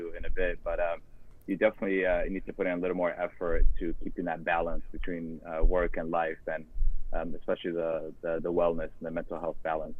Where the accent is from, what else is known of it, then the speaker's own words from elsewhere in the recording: San Diego, California, United States; moved away as an adult; now in Miami, United States; I grew up in San Diego on the other coast